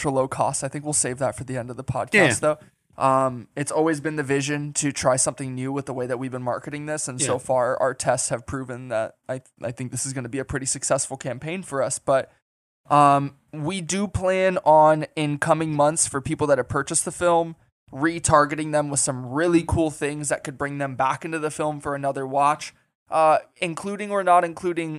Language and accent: English; Las Vegas, Nevada, United States; moved away as an adult; also born or lived in Los Angeles; I found my way back to Vegas, found a new appreciation for the city I was raised in again, and you know, I've been here ever since